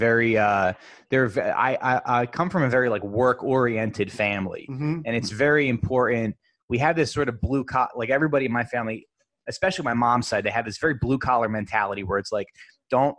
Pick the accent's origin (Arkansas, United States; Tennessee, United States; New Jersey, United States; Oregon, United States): New Jersey, United States; Hamilton; I'm from New Jersey